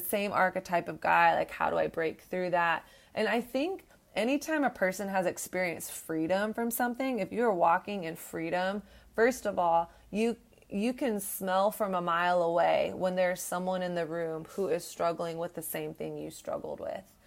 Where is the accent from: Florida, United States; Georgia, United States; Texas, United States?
Texas, United States; moved away; I came from the South. I grew up in Texas